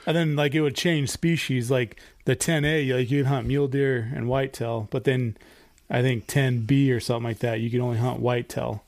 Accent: Idaho, United States; growing up in Idaho, like me and Eric did

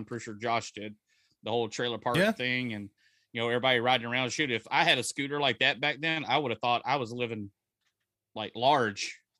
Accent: Crystal Beach, Texas, United States; also born or lived in Corpus Christi; where I grew up, like next to Galveston, Crystal Beach, where the water is brown.

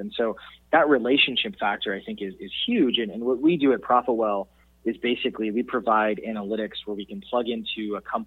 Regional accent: Wisconsin, United States; growing up in Wisconsin

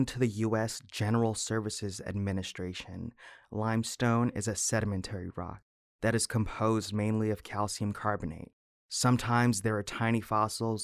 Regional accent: Chicago, Illinois, United States; moved away as an adult; now in Phoenix, United States; Growing up in Chicago

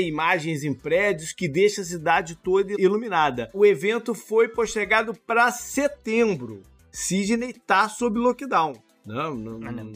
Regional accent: Teresópolis, Rio de Janeiro, Brazil; now in United States; quando eu era adolescente em Teresópolis

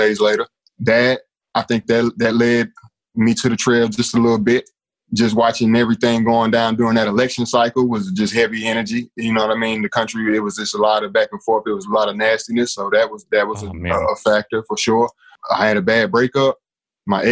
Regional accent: Asheville, North Carolina, United States; also born or lived in Asbury Park, New Jersey; now in Charlotte, United States; Yeah, grew up in Asheville. Originally born on the Jersey Shore, Asbury Park, New Jersey, but moved to Asheville around 5.

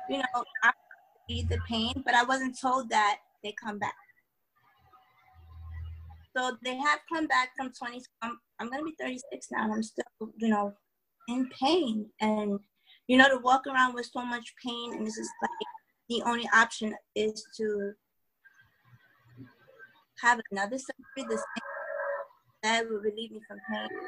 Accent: New York, United States; I'm from New York.

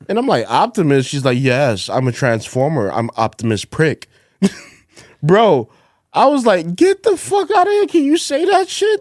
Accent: New York City, New York, United States; also born or lived in Fort Greene, Brooklyn; when I was younger, I grew up in Bed Stuy, but when I was, like, ten or eleven or something, I moved to the projects in Fort Greene

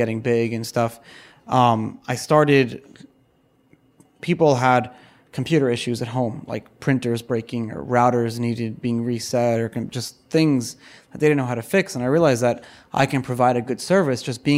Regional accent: New York City, New York, United States; we were upper middle class growing up in Brooklyn

